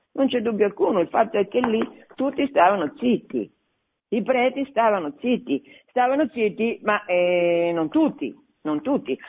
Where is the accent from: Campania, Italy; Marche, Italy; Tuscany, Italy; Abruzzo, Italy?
Marche, Italy; Fabriano; io sono marchigiana, sono di Fabriano